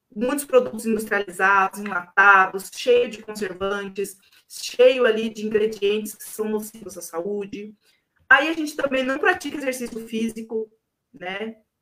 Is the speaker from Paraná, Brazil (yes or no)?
yes; Siqueira Campos, Paraná, Brazil; eu sou de Siqueira, eu me sinto siqueirense, né? Sou siqueirense roxa